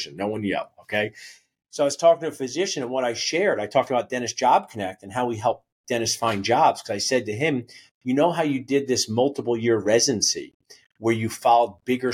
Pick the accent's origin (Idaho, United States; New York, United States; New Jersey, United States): New Jersey, United States; I was from New Jersey. I'm from New Jersey, and we had this Best Buy